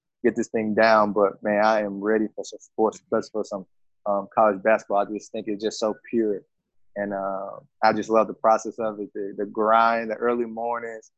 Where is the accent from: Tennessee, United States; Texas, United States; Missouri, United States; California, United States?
Tennessee, United States; Memphis; born and raised here in Memphis, Tennessee